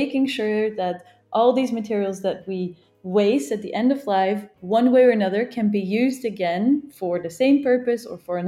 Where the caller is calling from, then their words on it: Geneva, Switzerland; I'm calling in from Geneva.